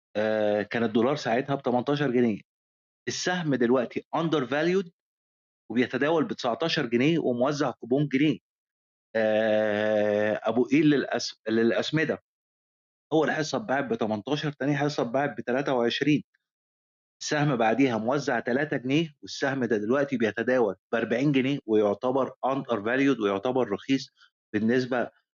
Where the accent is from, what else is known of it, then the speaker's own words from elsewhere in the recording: Egypt; عندنا في مصر